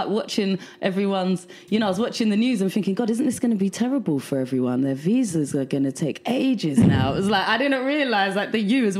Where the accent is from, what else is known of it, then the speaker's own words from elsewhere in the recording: London, United Kingdom; moved away as an adult; now in New York, United States; I'm from London. I'm from South London.